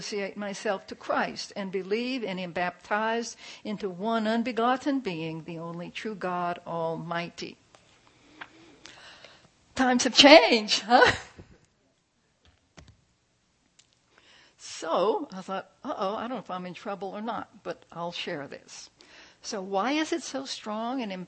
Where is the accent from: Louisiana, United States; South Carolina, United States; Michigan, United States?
Louisiana, United States; New Orleans; When I was a kid, I grew up in New Orleans